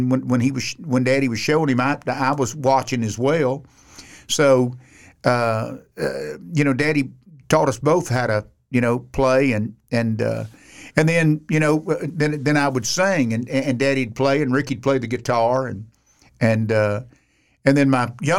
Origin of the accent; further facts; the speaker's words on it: Sanford, Florida, United States; But I actually was born in Sanford, Florida. Mm. Now, I'm a Floridian. I'm an old cracker. So I grew up there.